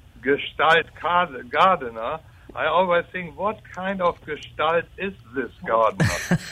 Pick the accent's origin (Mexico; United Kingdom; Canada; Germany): Germany; now in Mobile, United States; as you can hear from my deep southern accent, I was born in Germany.